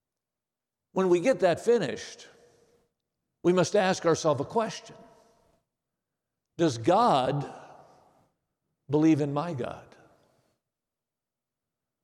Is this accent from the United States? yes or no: yes; Watertown, Wisconsin, United States; Watertown, Wisconsin, my hometown